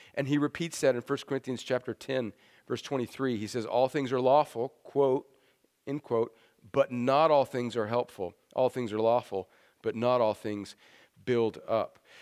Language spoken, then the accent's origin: English; El Centro, California, United States; moved away; I grew up in El Centro, California